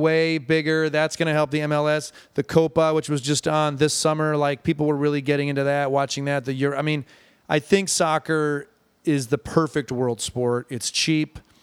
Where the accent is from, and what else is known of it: Ann Arbor, Michigan, United States; born or raised there